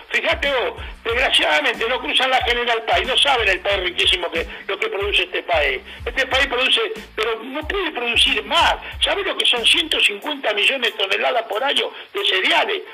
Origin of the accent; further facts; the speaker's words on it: Argentina; Ya te estoy hablando como argentino